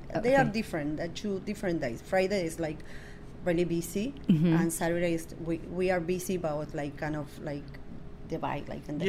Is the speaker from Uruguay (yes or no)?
yes; Uruguay; now in Washington, D.C., United States; Yes, I am from Uruguay.